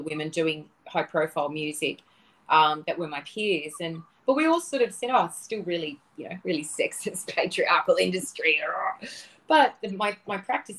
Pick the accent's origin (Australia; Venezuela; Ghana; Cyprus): Australia; moved away as an adult; also born or lived in Los Angeles; growing up in the Australian suburbs with a lot of bush and a lot of nature